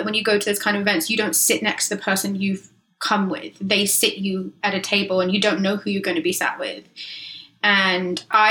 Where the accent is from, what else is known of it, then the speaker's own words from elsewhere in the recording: England, United Kingdom; also born or lived in London; now in Los Angeles, United States; I'm too English.